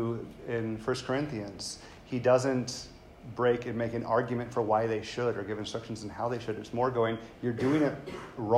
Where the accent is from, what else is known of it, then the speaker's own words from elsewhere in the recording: the South, United States; I grew up white in the South